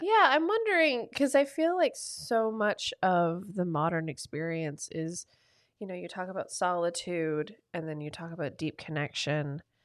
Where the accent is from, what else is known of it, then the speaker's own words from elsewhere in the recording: the South, United States; I'm from the South